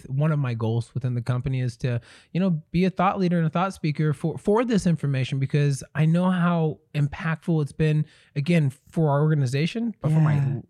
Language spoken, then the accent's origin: English; Branson, Missouri, United States; I grew up in Branson, Missouri.